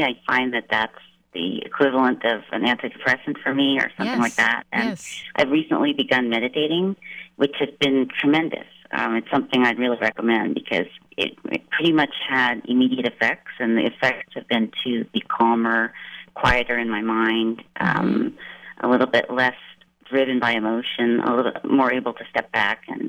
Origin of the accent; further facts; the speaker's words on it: Maryland, United States; moved away as an adult; now in California, United States; I grew up outside of D.C. in Maryland.